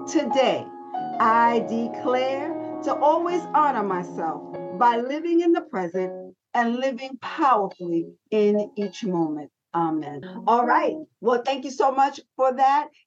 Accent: New York City, New York, United States; You know, I'm a girl from the Bronx

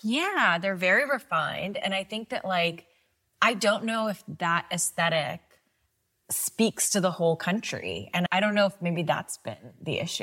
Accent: Pakistan; now in United States; growing up in Pakistan

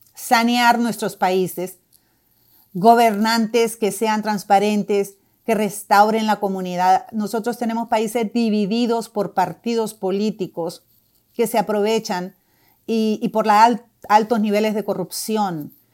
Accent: Honduras; now in Doral, United States

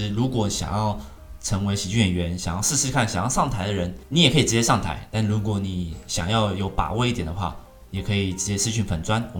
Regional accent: Taiwan; 我们台湾不是自己自创

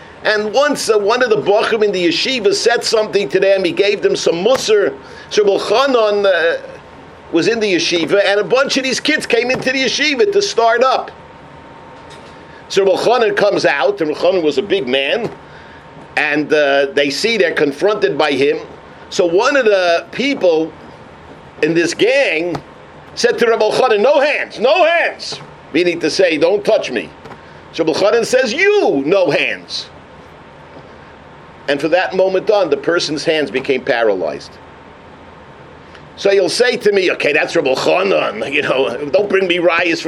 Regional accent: New York City, New York, United States; I grew up in Upper Harlem

